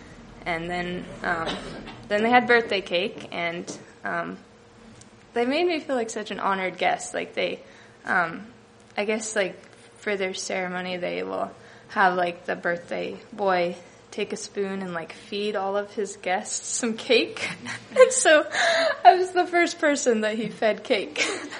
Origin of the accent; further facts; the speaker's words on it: United States; born there; just because of where I was born in America, like, I have the privilege to be able to give something to someone